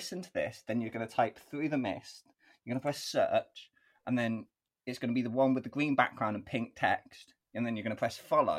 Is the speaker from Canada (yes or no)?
no; United Kingdom; I am also British.